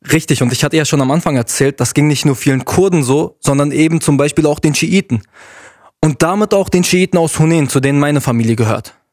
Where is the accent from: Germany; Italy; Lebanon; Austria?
Lebanon; South Lebanon; wenn mich jemand fragt, ah, du bist Libanese, woher kommst du, weiß ich, dass er fragen will, welcher Konfession ich angehöre. Das heißt, wenn ich jetzt sage, ich komme aus dem Süden